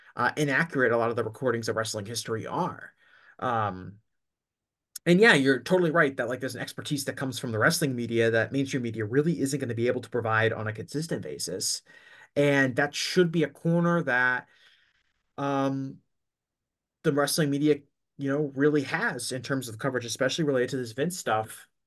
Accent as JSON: {"language": "English", "region": "Northeast", "country": "United States", "said": "I'm from the Northeast"}